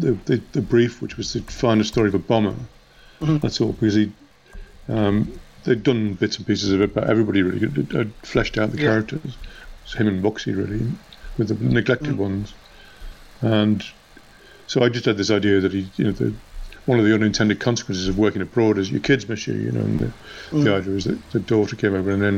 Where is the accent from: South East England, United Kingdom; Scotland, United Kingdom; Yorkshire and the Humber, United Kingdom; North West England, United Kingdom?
North West England, United Kingdom; Liverpool